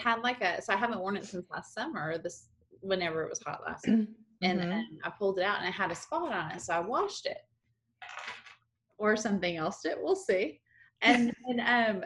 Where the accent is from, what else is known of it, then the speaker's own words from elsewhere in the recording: Texas, United States; We're all from Texas.